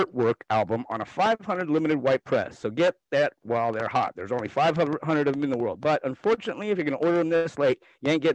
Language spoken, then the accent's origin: English; United States; we grew up in Carbon County